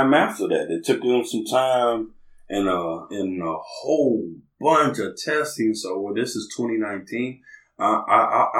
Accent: Lexington, Kentucky, United States; moved away as an adult; now in Newburgh, Indiana, United States; I'm from Lexington, Kentucky, born and raised, but then I'm here by way of Newburgh, Indiana

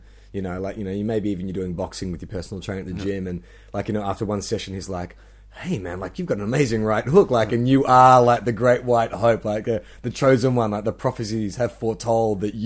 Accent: Australia

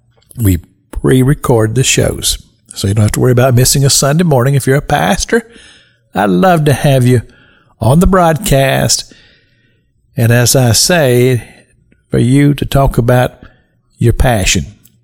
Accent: Kentucky, United States; moved away as an adult; now in Florida, United States; I'm from Kentucky. I'm not original Floridian. However, I have been in Florida 45 years at least. Well, actually longer than that. My goodness, I've been here over 50 years.

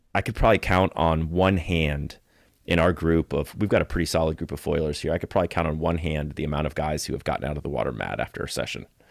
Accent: Florida, United States; also born or lived in Costa Rica; Growing up as a surfer in Florida and just hating that I was born in Florida

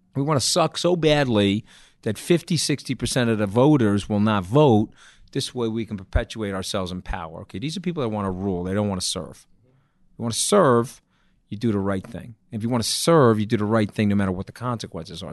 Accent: New York, United States; I'm a New Yorker.

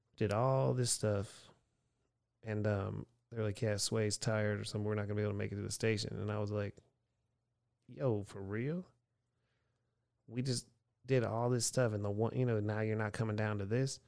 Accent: Erie, Pennsylvania, United States; moved away as an adult; also born or lived in Houston, Texas; in my hometown of Erie, Pennsylvania in eighty-nine

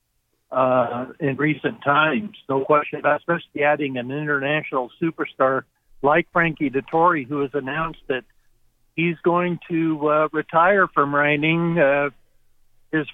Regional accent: Spokane, Washington, United States; my hometown, Spokane

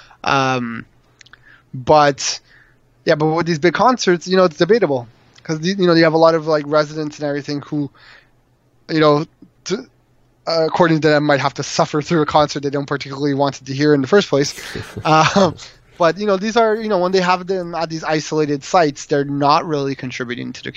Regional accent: Montreal, Quebec, Canada; moved away; I'm originally from Montreal

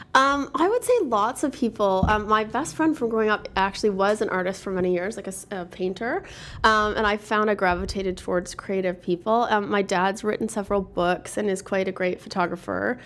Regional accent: Toronto, Ontario, Canada; also born or lived in Quebec / New York City; Born and raised in Toronto, proud to be from Toronto

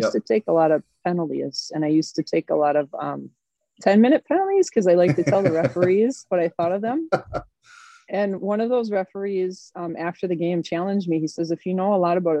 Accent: Champlin, Minnesota, United States; I grew up in Minnesota, in suburbia, okay. About 45 minutes northwest of the Twin Cities, which is a little town called Champlin

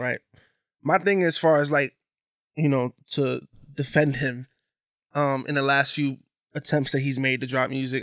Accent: Bridgeport, Connecticut, United States; Growing up in Bridgeport

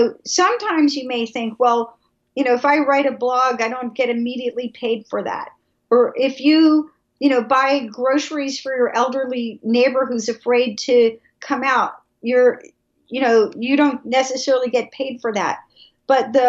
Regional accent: Atlanta, Georgia, United States; I am from Atlanta, I'm from the South

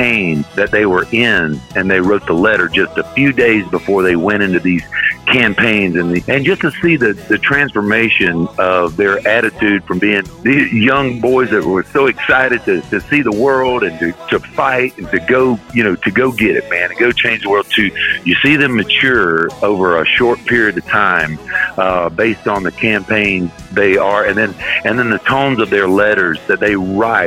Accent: Florida, United States; when I moved back to Florida, my home state

